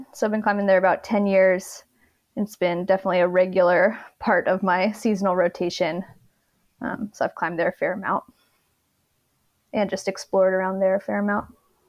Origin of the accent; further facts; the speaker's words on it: Washington, United States; now in Moab, United States; I'm originally from Washington State. So Joe and I are Pacific Northwest desert converts.